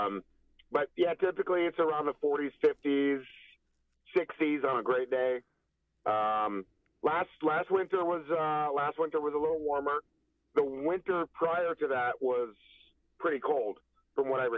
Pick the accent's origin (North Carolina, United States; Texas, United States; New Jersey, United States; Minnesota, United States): Minnesota, United States; also born or lived in Los Angeles, California; I will always consider myself a Minnesotan